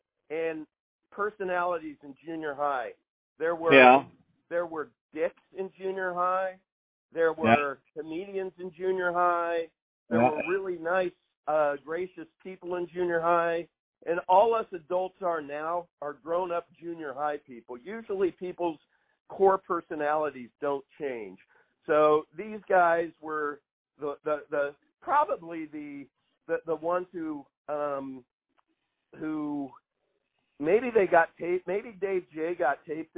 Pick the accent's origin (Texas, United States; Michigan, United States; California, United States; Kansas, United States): Kansas, United States; You know, I'm from Northwest Kansas. Northwest Kansans are known for one thing in the United States. We don't have any accent.